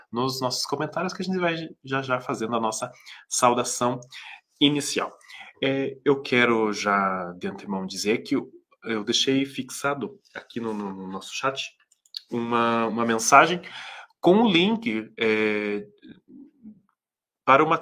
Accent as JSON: {"language": "Portuguese", "region": "Santa Catarina", "country": "Brazil", "said": "também sou catarinense, Marcos, sou, minha família mora em Jaraguá do Sul"}